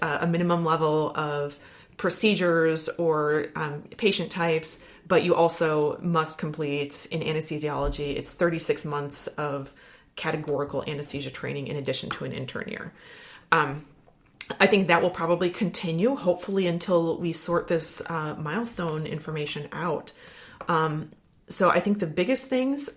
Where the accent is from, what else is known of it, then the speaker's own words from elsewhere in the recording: Wisconsin, United States; I'm from Wisconsin